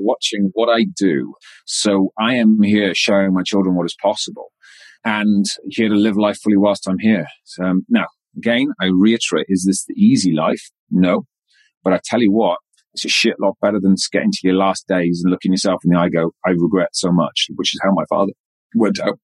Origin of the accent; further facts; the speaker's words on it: west Wales, United Kingdom; moved away as an adult; I'm a Welsh boy that came out of very rural, darkest, westest Wales.